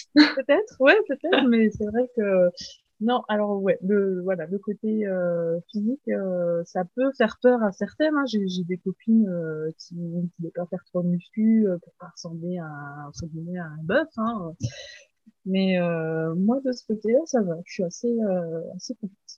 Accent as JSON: {"language": "French", "area": "Haut-Doubs", "region": "Bourgogne-Franche-Comté", "country": "France", "tie": "born or raised there", "said": "je suis euh, originaire de Franche-Comté, donc c'est euh, une région dans l'est de la France, et plus précisément du Haut-Doubs"}